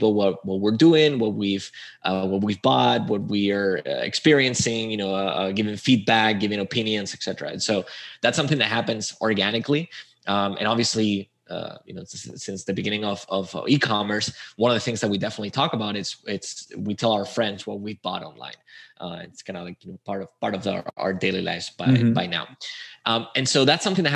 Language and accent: English; Spain; moved away as an adult; also born or lived in Chile; I'm from Spain